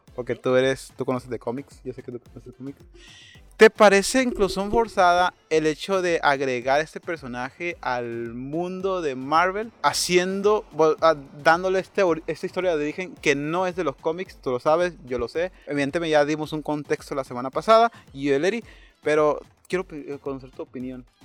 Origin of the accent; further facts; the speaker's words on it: Mexico; somos mexicanos